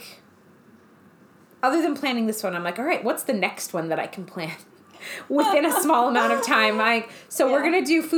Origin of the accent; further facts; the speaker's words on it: Eastern Washington, United States; I'm from Washington. From Eastern Washington, we didn't really have a theme park or fun stuff like